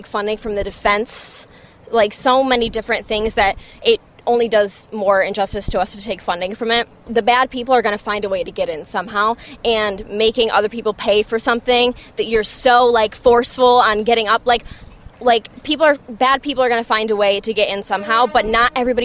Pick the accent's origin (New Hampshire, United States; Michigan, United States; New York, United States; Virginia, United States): New York, United States; Rochester; moved away as an adult; now in New York City, United States; I'm from Rochester, New York, but I live here currently going to school